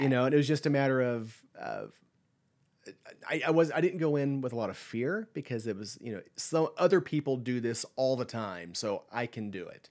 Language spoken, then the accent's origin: English; Lawton, Oklahoma, United States; moved away as an adult; now in Stillwater, United States; I grew up in Lawton, which is a, I think a population of about eighty-five, ninety thousand